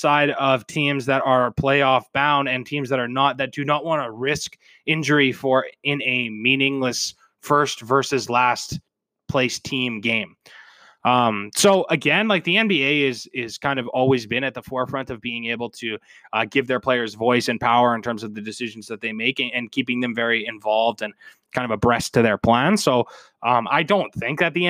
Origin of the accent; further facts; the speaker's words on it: Canada; I'm Canadian